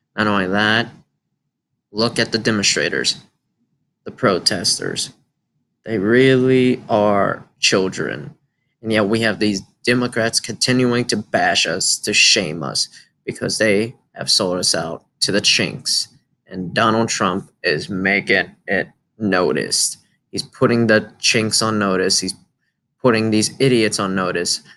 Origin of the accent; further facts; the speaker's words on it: United States; As an American